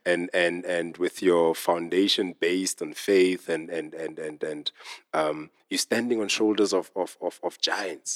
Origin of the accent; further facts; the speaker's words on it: Smithfield, Free State, South Africa; now in Johannesburg, South Africa; I come from a very small town called Smithfield